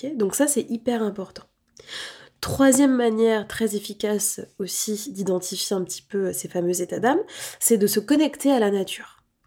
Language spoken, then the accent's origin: French; France; en tant que Français, imprégné de cette approche très cartésienne